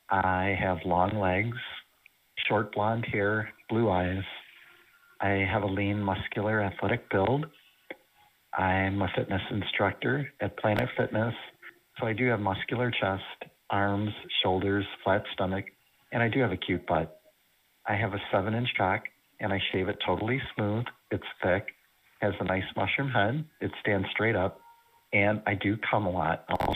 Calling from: Indiana, United States; I'm calling from the Chicagoland, Northwest Indiana area.

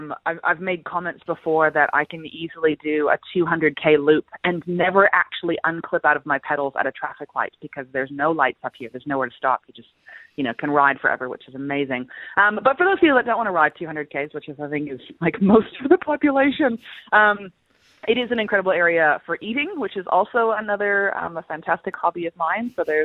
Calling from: Macedon Ranges, Victoria, Australia; I'm calling in from the Macedon Ranges, which is where I call home.

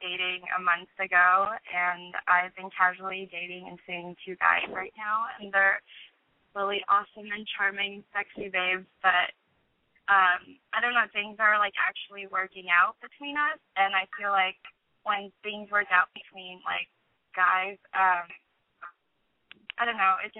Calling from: Los Angeles, California, United States; I'm 21, and I'm actually calling from Los Angeles.

